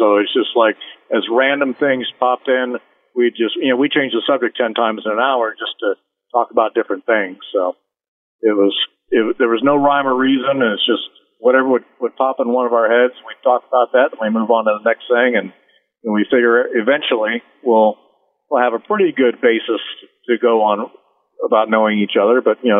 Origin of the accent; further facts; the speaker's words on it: San Diego, California, United States; I grew up mostly in San Diego as a kid, and I love it out there.